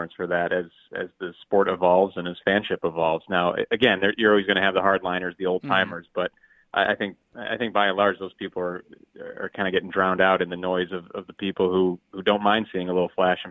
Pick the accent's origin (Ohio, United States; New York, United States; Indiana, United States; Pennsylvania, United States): Ohio, United States; Cleveland; I'm from Cleveland